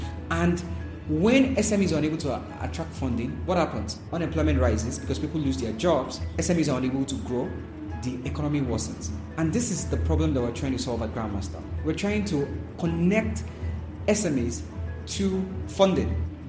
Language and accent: English; Nigeria; I'm 32 years old. I'm from Nigeria.